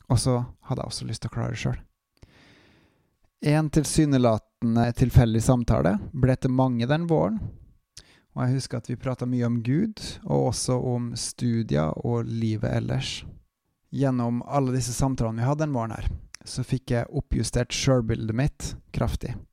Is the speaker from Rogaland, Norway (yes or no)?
yes; Bryne, Rogaland, Norway; now in Bergen, Norway; jeg er en trønder fra Bryne. Jeg er bosatt og jobber i bergensområdet.